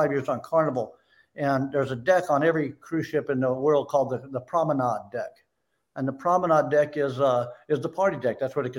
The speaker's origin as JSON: {"language": "English", "town": "Las Vegas", "region": "Nevada", "country": "United States", "tie": "born or raised there", "also_born_or_lived": "Lake Tahoe", "said": "Vegas, my hometown. Born and raised all my life there."}